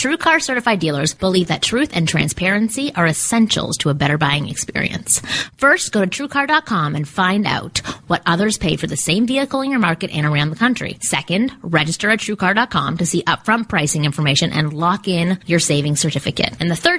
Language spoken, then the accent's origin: English; Canada; now in Georgia, United States; We live in LA. I grew up in Canada.